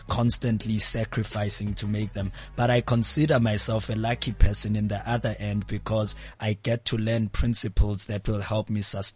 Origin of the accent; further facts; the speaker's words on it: Mount Frere, Eastern Cape, South Africa; now in Johannesburg, South Africa; I'm from the Eastern Cape, a small town called Mount Frey.